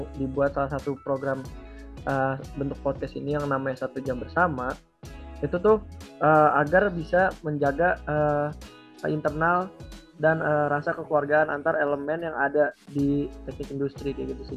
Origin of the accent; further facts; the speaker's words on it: South Tangerang, Banten, Indonesia; Asalku tuh dari Tangerang Selatan atau kalau mau persisnya tuh di Bintaro ya.